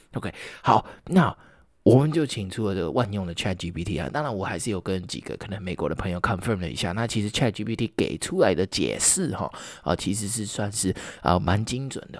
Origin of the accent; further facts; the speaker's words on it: Taiwan; 我们台湾人